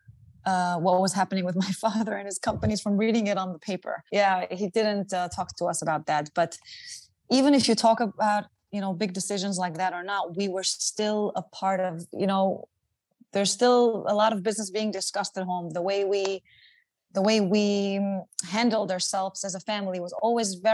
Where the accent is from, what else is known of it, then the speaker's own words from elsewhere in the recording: Israel; moved away as an adult; also born or lived in Antwerp, Belgium; now in New York, United States; I was born in Israel. I grew up there most of my life